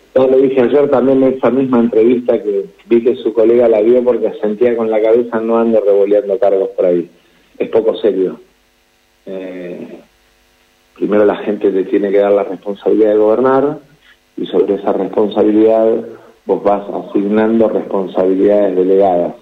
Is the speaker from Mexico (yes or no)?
no; Argentina; como argentino